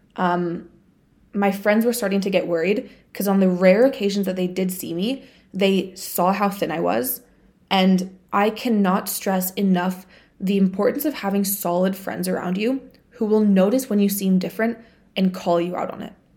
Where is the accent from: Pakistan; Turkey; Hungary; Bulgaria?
Bulgaria; moved away; I went back home to my home country. So, I went to Bulgaria